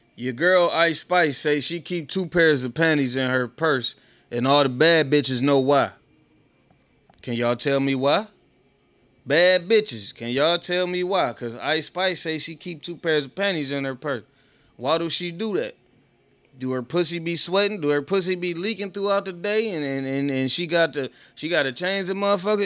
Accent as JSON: {"language": "English", "town": "Oak Park", "region": "Michigan", "country": "United States", "tie": "born or raised there", "also_born_or_lived": "Detroit", "said": "I grew up in Oak Park"}